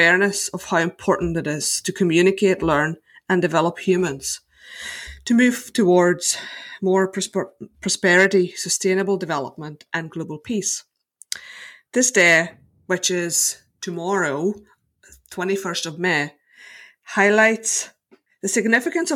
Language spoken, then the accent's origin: English; Slovakia; now in Northern Ireland, United Kingdom; I was born in Slovakia and I have Hungarian roots. I moved to Northern Ireland 15 years ago